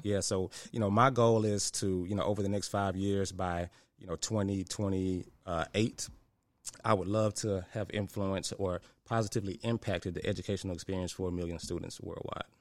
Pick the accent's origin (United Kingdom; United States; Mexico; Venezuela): United States; Memphis, Tennessee; I'm from Memphis, so a product of the White Haven community.